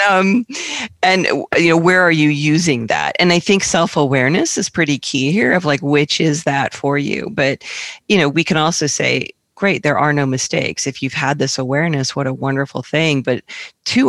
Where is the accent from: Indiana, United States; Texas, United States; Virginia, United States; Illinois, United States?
Virginia, United States; Northern; moved away; also born or lived in Asheville; I grew up in Northern Virginia